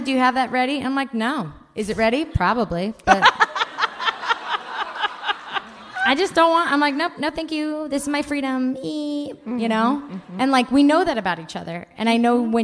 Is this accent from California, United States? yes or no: yes; Bay Area, California, United States; also born or lived in Japan; I grew up in the Bay Area. I've lived in the same 20 miles my entire life, aside from our stint in Japan